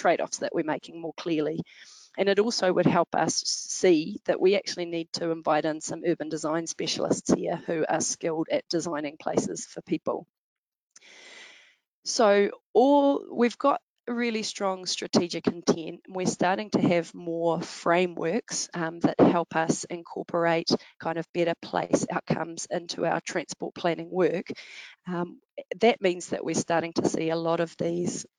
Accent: Wellington, New Zealand; Wellington, my hometown.

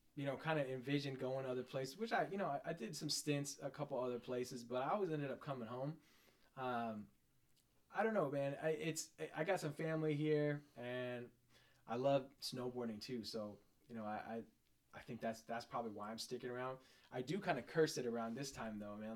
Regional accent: Seattle, Washington, United States; I grew up around here, Seattle

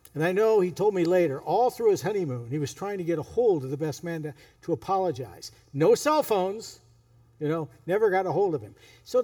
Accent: California, United States; You know, I grew up in Northern California.

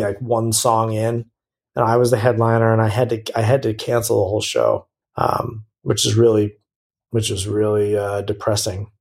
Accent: United States; as an American

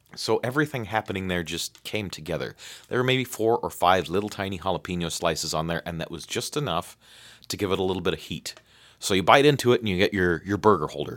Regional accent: United States; I'm American

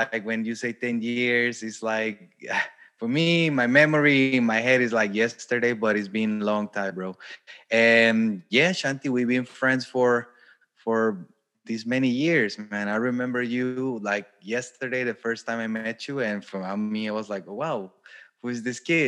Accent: Costa Rica; moved away as an adult; also born or lived in Germany / Brazil; now in Poland; I'm from Costa Rica

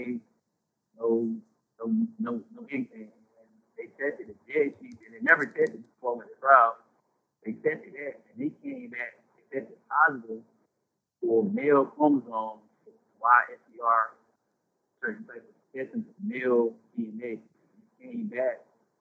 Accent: Durham, North Carolina, United States; I'm from Durham, so, like, a lot of people, like, in my neighborhood, I grew up in a crip neighborhood

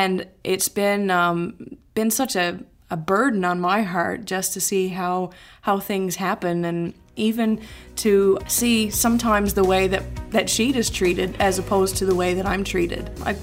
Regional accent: Newfoundland and Labrador, Canada; moved away as an adult; now in Sanford, United States; Growing up in Newfoundland, in Canada, it's a very inclusive culture. Although there was not a great deal of diversity

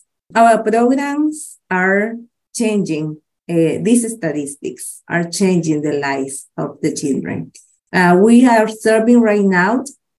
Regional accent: Managua, Nicaragua; Oh, yes. I'm from Nicaragua. I'm from Managua. Managua is the capital city of the country. I'm from Managua.

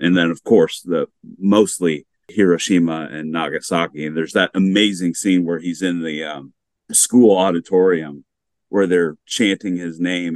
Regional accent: United States; growing up in the United States

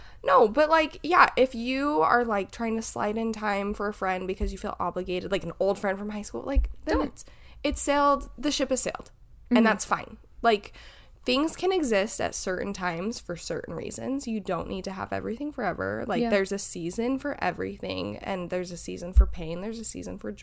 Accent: Utah, United States; moved away; we grew up in Utah.

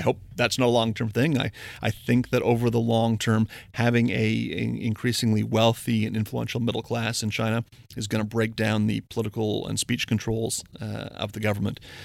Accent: Windsor, Ontario, Canada; I'm from Windsor, Ontario, big, uh, big automotive, the ca-, automotive capital of Canada.

